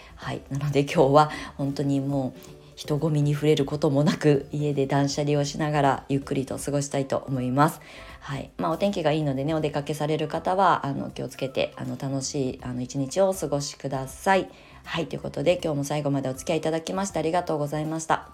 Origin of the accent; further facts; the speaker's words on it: Japan; now in Tokyo, Japan; 田舎で生まれ育ってる